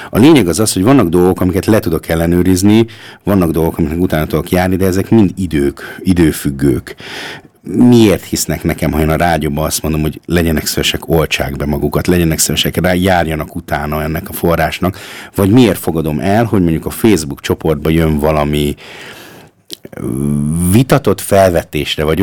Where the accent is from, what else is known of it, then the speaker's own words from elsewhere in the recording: Austria; Tehát az, amiben mi fölnőttünk, tehát most jelenlegi osztrák, vagy ausztriai magyar, vagy felső ausztriai, vagy magyar közösségnek a túlnyomó többség az úgy nőtt föl